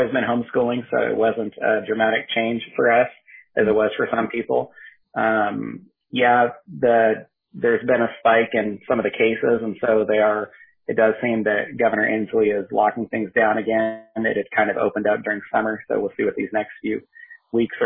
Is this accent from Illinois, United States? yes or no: no; Northern California, United States; moved away as an adult; also born or lived in Southwest Washington; now in Washington, United States; my wife, Katie, and I grew up together in Northern California